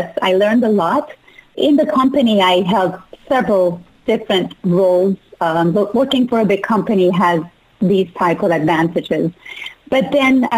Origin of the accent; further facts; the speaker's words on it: Iran; moved away; I was born and raised in Iran